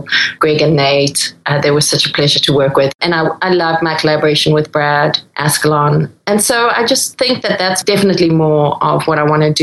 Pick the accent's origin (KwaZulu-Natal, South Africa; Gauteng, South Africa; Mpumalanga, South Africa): KwaZulu-Natal, South Africa; Durban; moved away; also born or lived in Netherlands; where I grew up in Durban